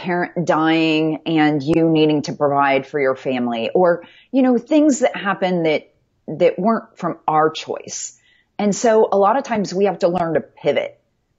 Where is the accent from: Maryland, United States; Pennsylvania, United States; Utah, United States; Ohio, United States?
Ohio, United States; Westerville; also born or lived in Atlanta, Georgia / Birmingham, Alabama; I was born in Atlanta, Georgia, and then split my childhood between Birmingham, Alabama, and Westerville, Ohio, which is a suburb of Columbus. So yeah, kind of Southern and Midwestern all roll into one crazy package.